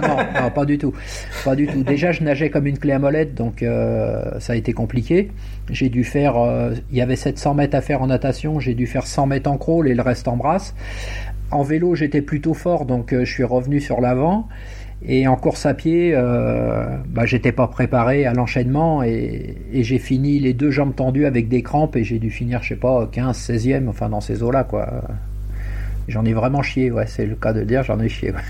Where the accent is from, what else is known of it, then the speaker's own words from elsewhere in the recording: Essonne, Île-de-France, France; je suis de, je suis originaire de l'Essonne